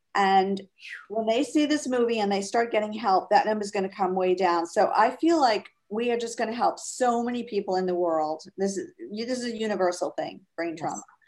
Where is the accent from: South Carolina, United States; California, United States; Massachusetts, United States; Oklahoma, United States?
Massachusetts, United States; Fall River; also born or lived in Amherst, Massachusetts / Springfield, Massachusetts / Marblehead, Massachusetts / Boston; I grew up in Fall River, Mass